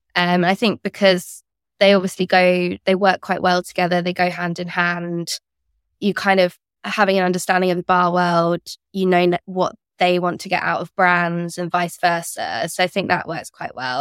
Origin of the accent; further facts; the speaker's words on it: near Cambridge, East of England, United Kingdom; moved away as an adult; also born or lived in London; I grew up near Cambridge